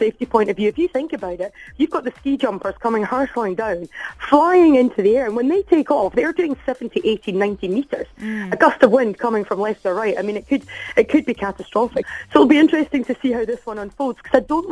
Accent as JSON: {"language": "English", "region": "Scotland", "country": "United Kingdom", "said": "I'm from Scotland."}